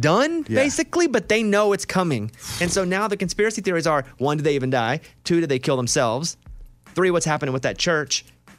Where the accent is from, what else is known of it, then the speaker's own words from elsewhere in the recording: Arkansas, United States; And I'm like, dude, I'm from Arkansas.